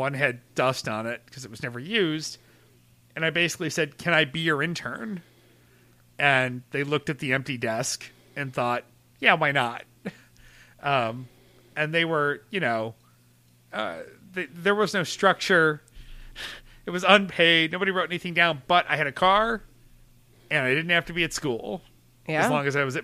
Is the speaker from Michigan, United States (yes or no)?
no; Webster, New York, United States; my hometown of Webster, New York